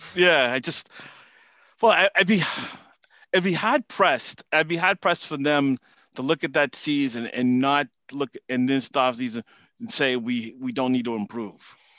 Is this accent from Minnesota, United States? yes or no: no; Cambridge, Massachusetts, United States; accent: Boston; moved away as an adult; now in Connecticut, United States; I was born in Cambridge, Mass.